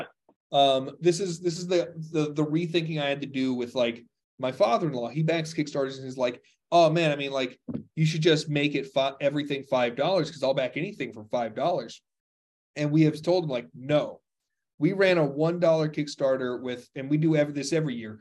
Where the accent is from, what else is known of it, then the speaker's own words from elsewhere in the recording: Texas, United States; I'm a Texan. Interrupting is part of conversation where I come from.